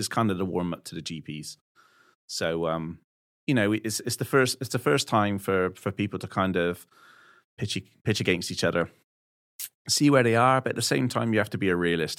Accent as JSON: {"language": "English", "area": "West Country", "region": "South West England", "country": "United Kingdom", "said": "I'm from the West Country"}